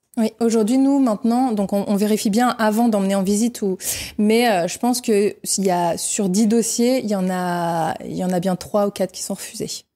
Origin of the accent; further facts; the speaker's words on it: north of France, France; moved away as an adult; now in Réunion, France; je suis originaire du nord de la France, des parents ouvriers